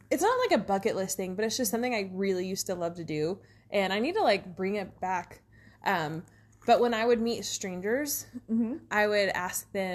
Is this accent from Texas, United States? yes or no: yes; Big Spring, Texas, United States; I'm from East Texas, and then I spent a lot of time, like most of my family's in East Texas, and then we lived, I mean, I grew up mostly in Big Spring